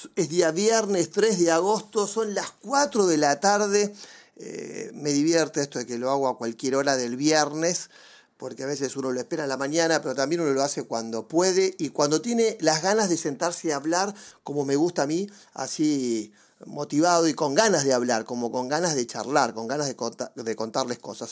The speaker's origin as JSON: {"language": "Spanish", "town": "Mar del Plata", "region": "Buenos Aires Province", "country": "Argentina", "tie": "born or raised there", "said": "yo me crié básicamente en Mar del Plata"}